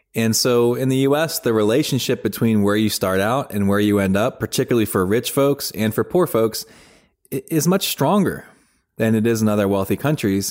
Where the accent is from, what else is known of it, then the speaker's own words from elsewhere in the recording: United States; So I grew up outside of Washington, D C, in the suburbs of Washington, D C.